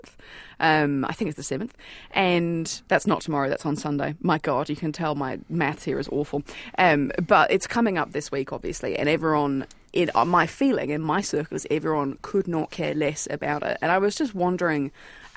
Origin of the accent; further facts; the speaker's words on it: United Kingdom; now in New Zealand; I say this as the British person on this panel originally